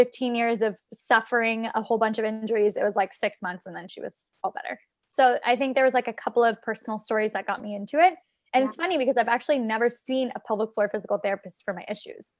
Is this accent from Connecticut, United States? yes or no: no; Maryland, United States; now in New York City, United States; I'm originally from Maryland. So I came to New York